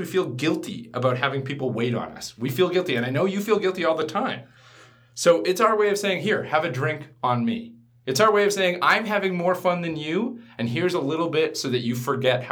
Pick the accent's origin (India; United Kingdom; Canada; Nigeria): Canada; I'm entering into the social construct as a Canadian